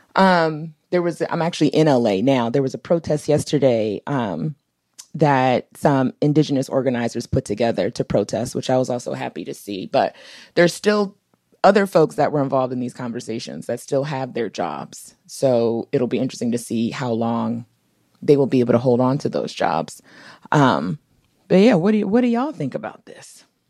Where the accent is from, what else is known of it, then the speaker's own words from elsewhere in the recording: Washington, District of Columbia, United States; also born or lived in Minnesota; I grew up in D C